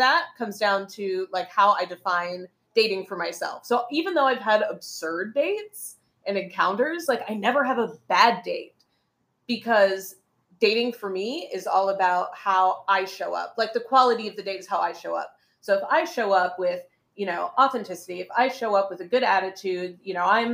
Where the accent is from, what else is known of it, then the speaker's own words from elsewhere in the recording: United States; now in Beijing, China; I'm American